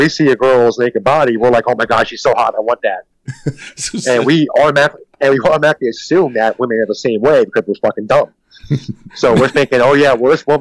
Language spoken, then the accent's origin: English; Philadelphia, Pennsylvania, United States; I'm from East Coast. I'm Philadelphia.